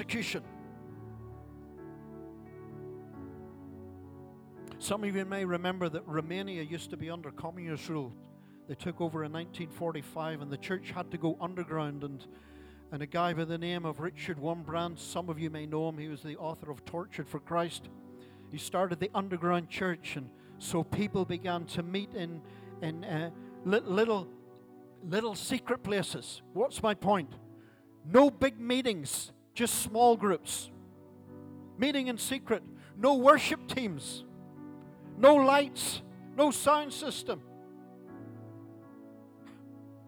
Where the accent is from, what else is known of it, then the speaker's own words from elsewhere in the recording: Larne, Northern Ireland, United Kingdom; moved away; my hometown of Larne